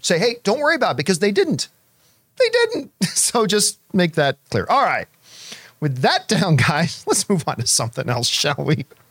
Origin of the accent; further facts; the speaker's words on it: Canada; growing up in Canadian winters